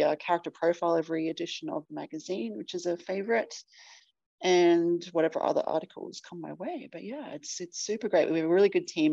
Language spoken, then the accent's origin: English; Australia; if you can't tell from my accent, I am from Australia.